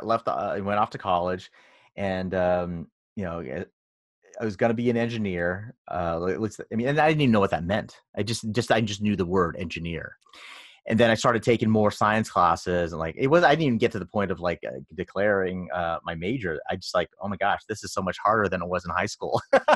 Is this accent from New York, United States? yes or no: yes; New York, United States; moved away as an adult; now in Los Angeles, United States; So I moved out from New York, in upstate New York, to LA for the job. And it was very different.